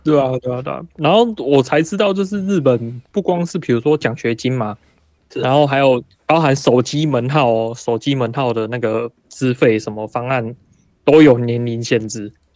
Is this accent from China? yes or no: no; Taiwan; moved away as an adult; now in Japan; 我是台湾人